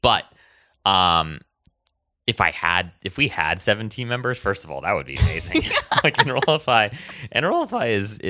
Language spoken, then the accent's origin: English; Hawaii, United States; It's because, so I grew up in Hawaii. And in the way that I speak today is very different than the way that I spoke then, right? Like, my parents were born and raised there as well.